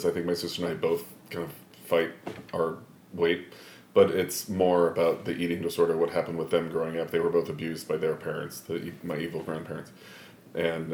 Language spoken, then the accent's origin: English; Connecticut, United States; also born or lived in Hammond, Indiana / Chicago suburbs; I was born in Hammond, Indiana, and quickly moved to the Chicago suburbs, and then quickly after that moved to Connecticut. So I was raised in Connecticut since I was around 4 years old.